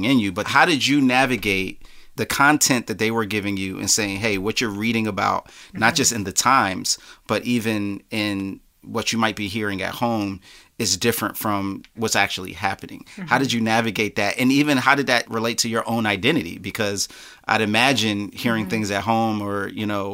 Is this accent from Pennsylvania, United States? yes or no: yes; Philadelphia, Pennsylvania, United States; growing up in Philly